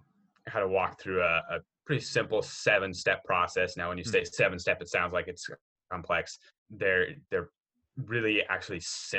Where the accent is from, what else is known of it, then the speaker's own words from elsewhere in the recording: Southeast Idaho, United States; also born or lived in Oregon; So I grew up in Southeast Idaho in a little rural farming community there. I was actually born in Oregon, but we moved there when I was three. So that's, you know, all of my memories are from there growing up. I was homeschooled